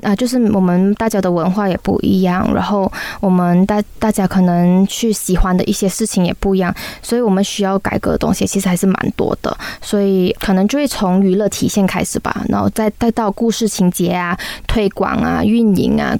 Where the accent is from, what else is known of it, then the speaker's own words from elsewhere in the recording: Malaysia; 我们马来西亚的人